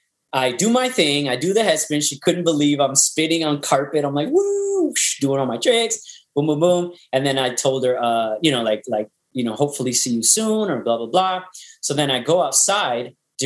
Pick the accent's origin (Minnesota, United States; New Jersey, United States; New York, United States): New York, United States; And I was like, no, I got here early. I'm from New York, you know, blah, blah, blah.